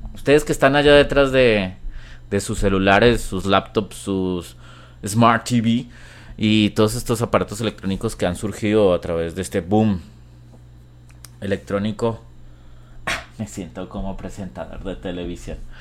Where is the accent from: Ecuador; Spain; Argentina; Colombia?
Colombia; yo soy colombiano